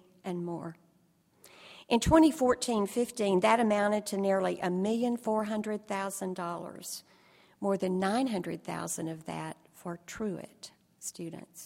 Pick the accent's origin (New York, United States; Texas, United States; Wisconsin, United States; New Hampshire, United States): Texas, United States; I heard God's call to serve as a layperson in my home state